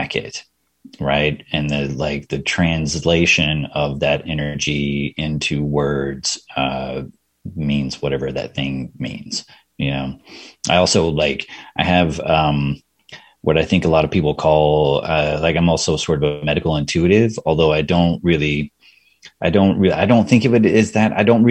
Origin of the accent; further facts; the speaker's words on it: Texas, United States; moved away as an adult; also born or lived in Bay Area, California; now in Austin, United States; I was born and raised in Texas, but like before I moved to Austin, I was in the Bay Area in California for 11 years.